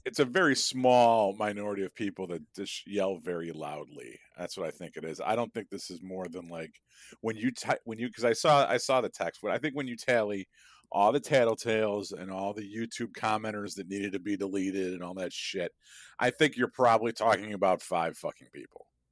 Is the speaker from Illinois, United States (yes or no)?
yes; Chicago, Illinois, United States; I'm from Chicago